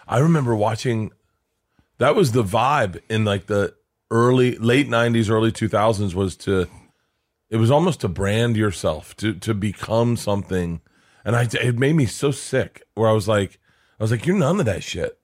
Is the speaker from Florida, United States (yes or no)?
yes; Florida, United States; I grew up in Florida